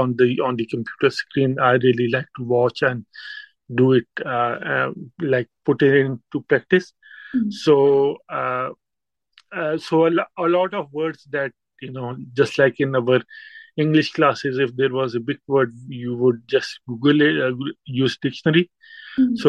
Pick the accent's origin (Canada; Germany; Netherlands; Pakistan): Pakistan; first language Urdu; English is a second language; moved away as an adult; now in United Kingdom; I'm from Pakistan, and being a Pakistani, it's kind of a mix of Urdu and Punjabi. So my mother language is Urdu